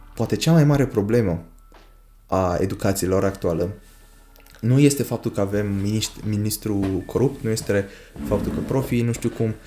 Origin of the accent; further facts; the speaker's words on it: Romania; noi, români